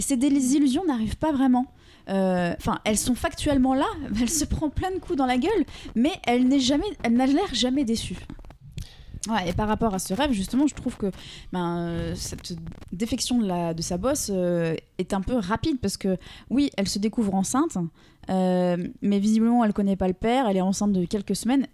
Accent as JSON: {"language": "French", "country": "France", "said": "en tant que Français"}